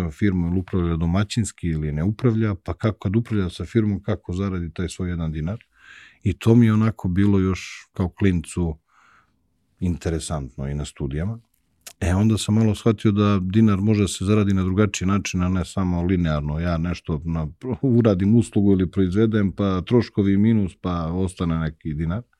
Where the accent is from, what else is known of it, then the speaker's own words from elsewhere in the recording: Zlakusa, Zlatibor District, Serbia; Odrastao sam pored jedne velike fabrike i znaš, i moj deda i moj otac i celo selo iz kojeg sam svi su radili u jednoj istoj fabrici, u jednoj velikoj veljonici i cela priča u ono, okruženju je fabrika. Mi smo putovali, pošto je meni majka, mi smo iz Zlakuse, iz Užica, majka iz Vojvodine